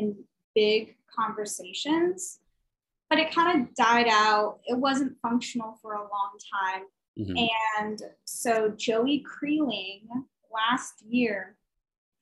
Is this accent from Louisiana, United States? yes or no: no; Carbondale, Illinois, United States; I was born and raised in Southern Illinois